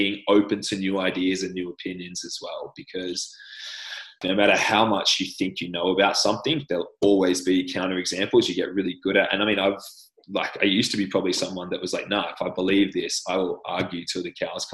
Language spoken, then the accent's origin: English; Australia; accent: Australian; I'm Australian.